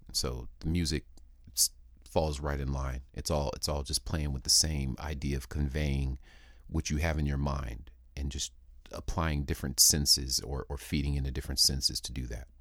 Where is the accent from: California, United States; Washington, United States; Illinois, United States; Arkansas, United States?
California, United States; San Diego; also born or lived in Würzburg, Germany; I'm from Würzburg, Germany, in birth, but I grew up here on the West Coast, San Diego, California primarily.